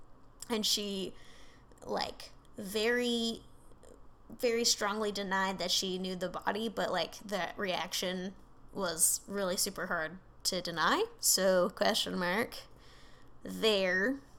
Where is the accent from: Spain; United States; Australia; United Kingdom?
United Kingdom; I'm super British.